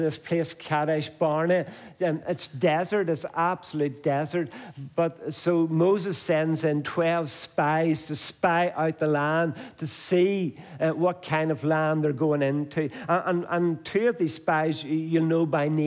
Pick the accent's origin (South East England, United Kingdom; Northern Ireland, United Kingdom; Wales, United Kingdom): Northern Ireland, United Kingdom; Banbridge; I come from Banbridge